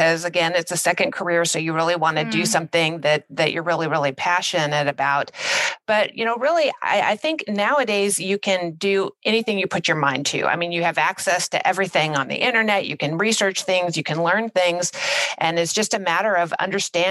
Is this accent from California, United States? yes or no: yes; California, United States; also born or lived in Washington, D.C.; I'm from California and my entire career, I was assigned to the Los Angeles field office